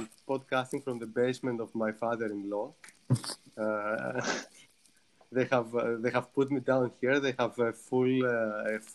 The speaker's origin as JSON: {"language": "English", "area": "Kefalonia", "region": "Ionian Islands", "country": "Greece", "second_language": "English", "moved": "yes", "said": "I'm also coming from a small island where I want to go back as soon as possible. So I'm from Kefalonia."}